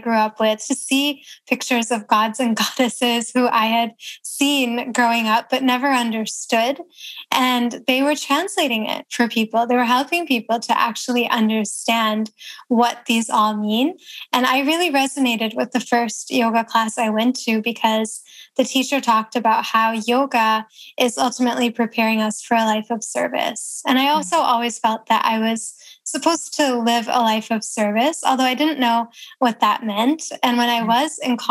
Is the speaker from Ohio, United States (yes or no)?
yes; Toledo, Ohio, United States; moved away as an adult; also born or lived in New York City; In Ohio